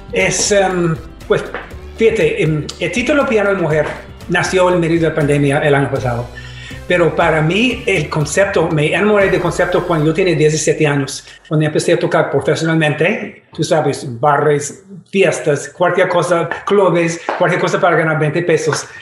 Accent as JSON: {"language": "Spanish", "town": "Detroit", "region": "Michigan", "country": "United States", "tie": "born or raised there", "also_born_or_lived": "New York", "second_language": "Spanish", "moved": "yes", "said": "crecí en Detroit"}